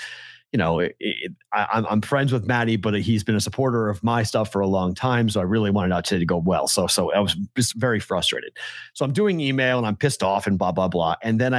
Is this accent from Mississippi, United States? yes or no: yes; Mississippi, United States; I'm from South Mississippi, so it might not make a lot of sense, but I'm a Red Sox fan due to my hatred of the Yankees